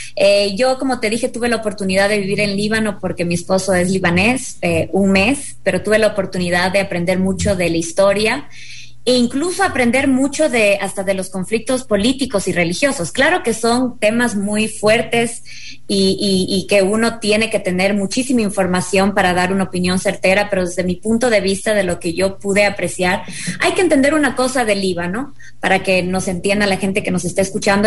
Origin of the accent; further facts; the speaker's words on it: Ecuador; nosotros los ecuatorianos